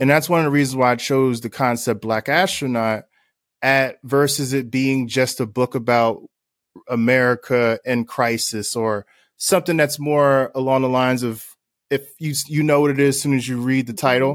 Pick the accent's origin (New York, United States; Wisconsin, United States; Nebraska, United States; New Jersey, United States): New Jersey, United States; Newark; growing up in Newark, New Jersey